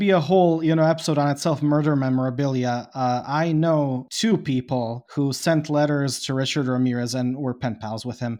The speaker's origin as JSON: {"language": "English", "country": "Bosnia & Herzegovina", "said": "I am from Bosnia"}